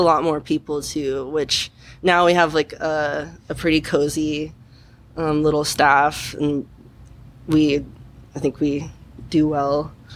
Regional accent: Kansas City, Missouri, United States; moved away as an adult; now in Portland, United States; I'm from Kansas City, so it's like it's like the big city kind

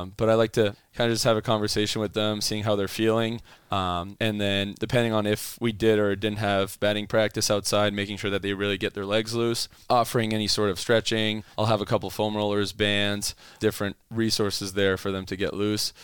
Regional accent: Ottawa, Ontario, Canada; first language French; English is a second language; moved away as an adult; also born or lived in Calgary, Alberta; now in United States; my undergrad was m, in my hometown in Ottawa in kinesiology

